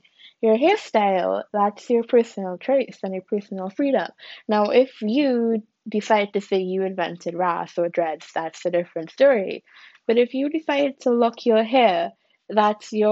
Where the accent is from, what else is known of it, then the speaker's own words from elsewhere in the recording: Trinidad & Tobago; I am Trinidadian. That is my ethnicity.